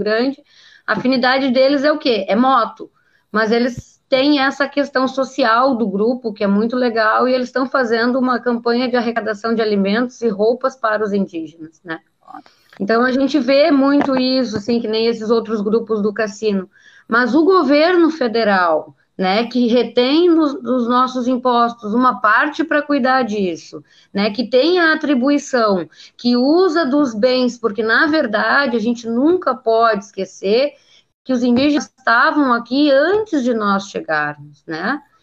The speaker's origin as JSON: {"language": "Portuguese", "country": "Brazil", "said": "Eu sou brasileiro"}